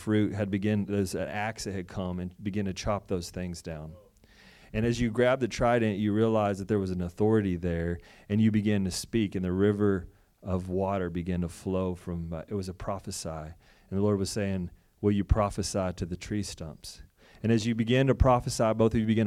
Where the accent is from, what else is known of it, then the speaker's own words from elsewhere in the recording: Texas, United States; moved away as an adult; from Texas